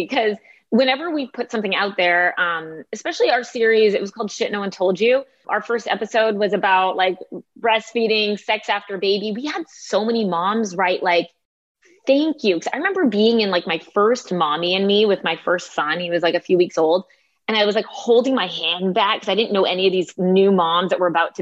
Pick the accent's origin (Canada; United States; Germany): Canada; I like to say I'm Canadian. We're very self-deprecating by nature